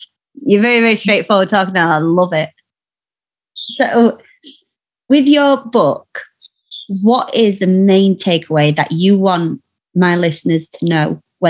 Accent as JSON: {"language": "English", "region": "Yorkshire and the Humber", "country": "United Kingdom", "said": "I'm a Yorkshire woman myself"}